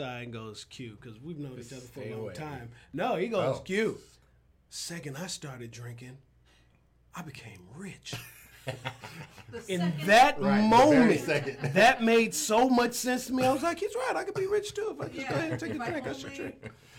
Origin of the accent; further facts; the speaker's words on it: North Carolina, United States; born there; also born or lived in Georgia / Alabama / Chicago / Germany; So all over. I was born in North Carolina, but North Carolina, South Carolina, Georgia, Alabama, Chicago